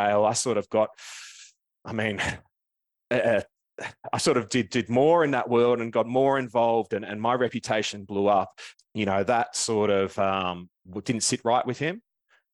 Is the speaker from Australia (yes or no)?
yes; Melbourne, Victoria, Australia; I was born down in Melbourne. I grew up in the northeast suburbs